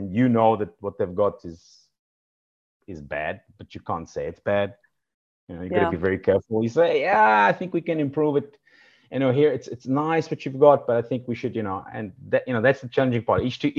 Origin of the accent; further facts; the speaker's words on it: Rijeka, Primorje-Gorski Kotar County, Croatia; born there; also born or lived in Serbia / South Africa / London; I was born in Rijeka in Croatia, lived in Serbia, emigrated to South Africa